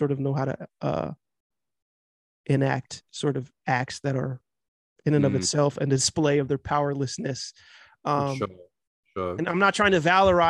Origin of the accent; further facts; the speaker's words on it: Cincinnati, Ohio, United States; also born or lived in California / Los Angeles; I'm currently in Cincinnati. I lived in LA, I lived in Los Angeles for a few years. Moved back here because I grew up here, even though I was born in California